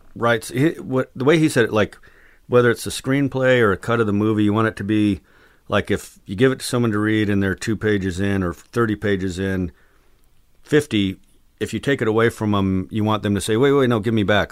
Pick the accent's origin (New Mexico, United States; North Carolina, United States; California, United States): New Mexico, United States; Albuquerque; moved away as an adult; also born or lived in San Diego / Texas; growing up in Albuquerque